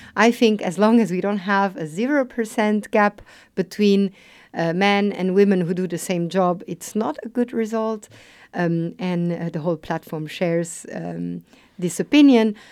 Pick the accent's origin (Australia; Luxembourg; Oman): Luxembourg; also born or lived in Lisbon; I was born in Luxembourg. I have a migrant background. My mom is Italian. My father Portuguese. So I was a bit brought up in this multicultural setting